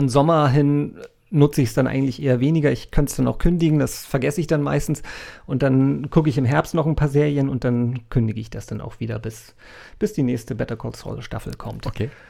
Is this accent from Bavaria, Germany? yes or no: no; Hamburg, Germany; als Hamburger